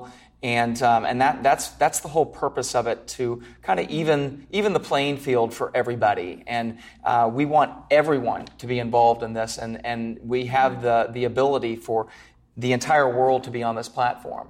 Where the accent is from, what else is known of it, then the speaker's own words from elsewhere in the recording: Orlando, Florida, United States; I'm from Orlando